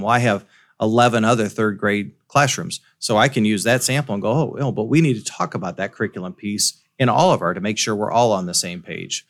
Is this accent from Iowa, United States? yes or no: yes; Davenport, Iowa, United States; now in Burlington, United States; I'm from the Davenport, Quad City area.